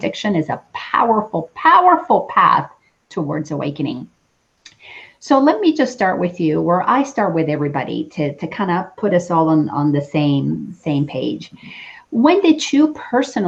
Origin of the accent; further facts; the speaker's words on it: Dominican Republic; I grew up in the Dominican Republic, and I grew up Catholic.